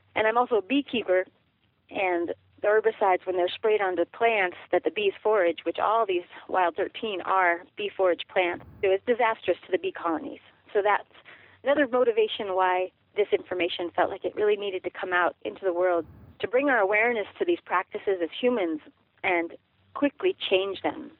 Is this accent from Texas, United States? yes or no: no; Durango, Colorado, United States; I grew up in Durango, Colorado